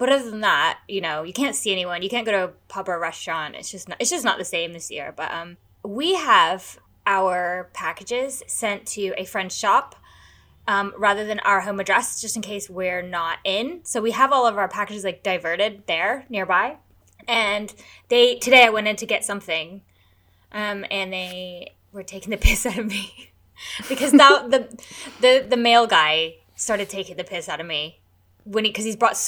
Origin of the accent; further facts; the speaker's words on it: United States; I'm American.